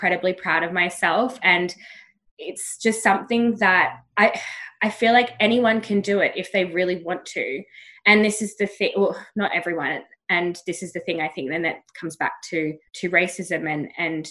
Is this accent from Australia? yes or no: yes; Australia; I've grown up being like, this Aussie girl's